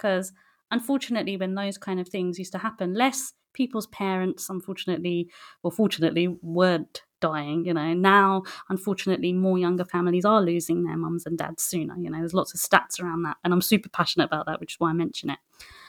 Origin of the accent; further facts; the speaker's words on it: West Bengal, India; we're from West Bengal originally in India